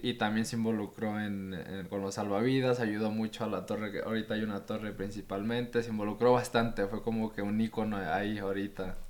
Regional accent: Puerto Escondido, Oaxaca, Mexico; Y yo nací ahí en Puerto Escondido

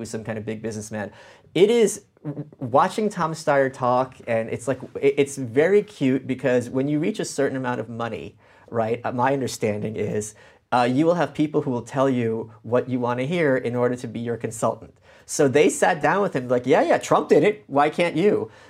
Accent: Ukraine; born there; look, I was born in Ukraine. My family survived the Nazis and the commies.

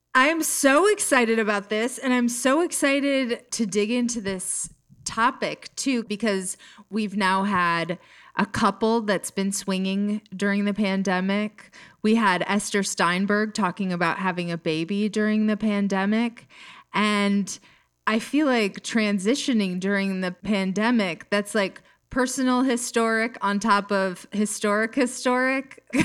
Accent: Jackson, Minnesota, United States; now in Los Angeles, United States; I'm from a little town called Jackson. It's like southwest Minnesota between Worthington and Fairmont

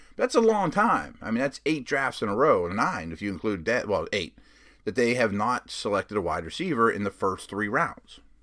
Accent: Pittsburgh, Pennsylvania, United States; I'm from Pittsburgh. I live in Pittsburgh now, so that's home. Grew up somewhat of a Pitt fan too

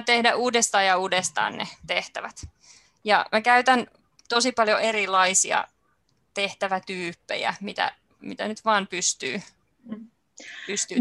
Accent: Helsinki, Uusimaa, Finland; Mä olen ihan helsinkiläinen

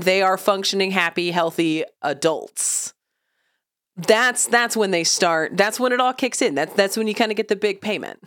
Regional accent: Oklahoma, United States; I've lived in Oklahoma, also a landlocked state, my entire life.

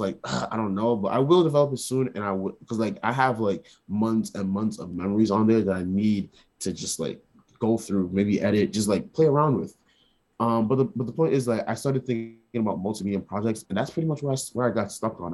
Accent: New York City, New York, United States; moved away as an adult; now in Rhode Island, United States; I was born in New York

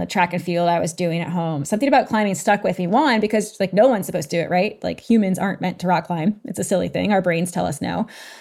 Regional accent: New England, United States; also born or lived in Maine; now in Denver, United States; I currently live just outside of Denver, but I grew up in New England

